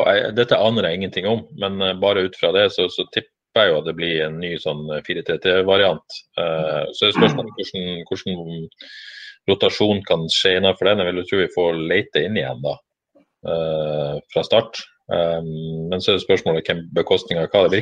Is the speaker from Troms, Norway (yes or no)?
no; Bodø, Nordland, Norway; Eh, det sier jeg ikke som bodøværing, faktisk.